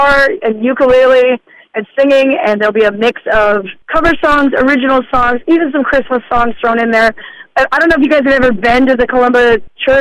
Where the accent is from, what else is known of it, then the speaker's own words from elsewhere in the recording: Sturgis, South Dakota, United States; moved away; also born or lived in Nashville, Tennessee; I'm originally born and raised in Sturgis, South Dakota.